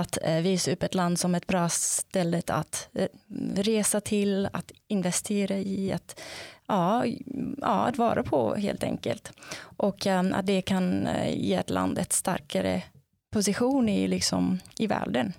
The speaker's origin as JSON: {"language": "Swedish", "country": "South Africa", "second_language": "Swedish", "moved": "as an adult", "lives_now": "Sweden", "said": "jag kommer ursprungligen från Sydafrika och ehm, ja, jag flyttade hit till Sverige som masterstudent från början"}